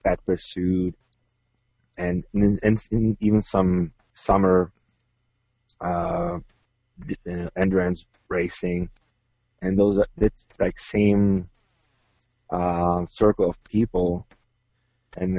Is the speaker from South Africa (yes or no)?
no; Czechia; moved away; I'm originally from Czech Republic